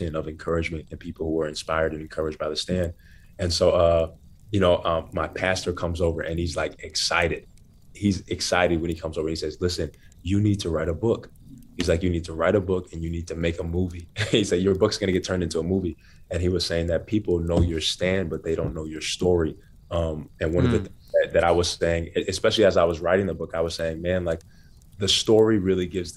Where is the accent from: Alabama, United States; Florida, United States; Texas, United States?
Florida, United States; Naples; also born or lived in Bronx, New York; my parents split up when I was 10, and I moved from Black Bronx, New York to white Naples, Florida